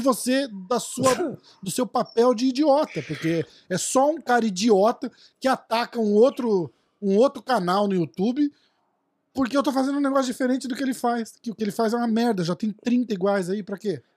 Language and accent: Portuguese; Brazil; eu sou brasileiro